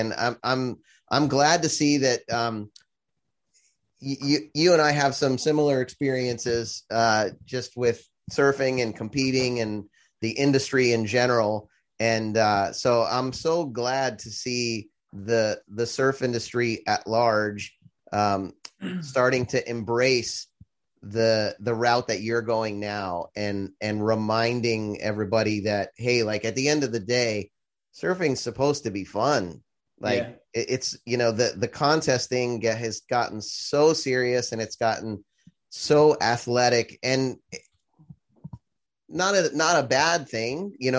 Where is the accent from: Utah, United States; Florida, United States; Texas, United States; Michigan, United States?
Florida, United States; moved away as an adult; also born or lived in California; I grew up in Florida, and then I spent 10 years in California, went to college out there, tried to be a pro surfer, all that.